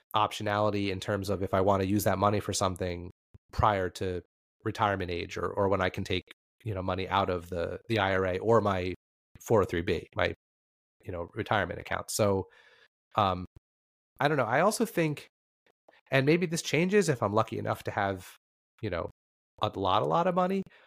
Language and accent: English; New Jersey, United States; I'm from New Jersey